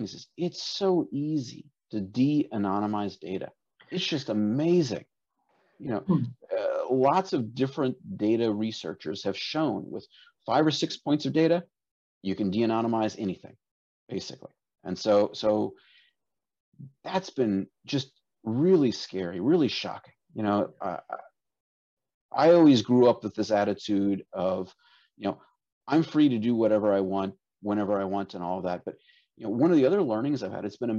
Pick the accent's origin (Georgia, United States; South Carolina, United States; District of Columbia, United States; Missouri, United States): Georgia, United States; South; also born or lived in Dallas, Texas / Kazakhstan; now in Tallahassee area, United States; I grew up in South Georgia